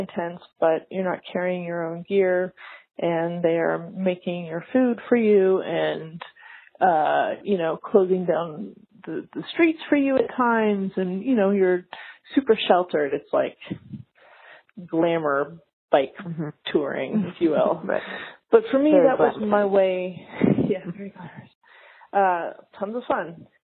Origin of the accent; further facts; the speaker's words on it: Canada; moved away as an adult; now in United States; I am from Canada.